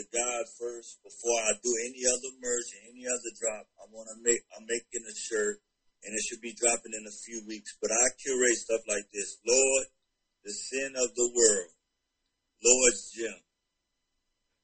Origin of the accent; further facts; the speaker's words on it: Carolina, United States; now in Atlanta, United States; since I'm based in Atlanta, Georgia, got the Atlanta, I'm from Carolina